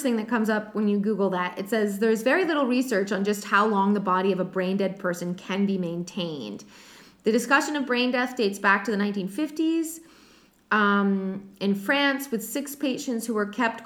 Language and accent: English; New England, United States; we're from New England